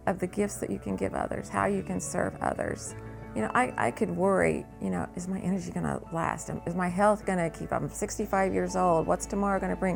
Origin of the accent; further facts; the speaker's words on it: Salem, United States; I grew up in Salem, went to the Methodist church there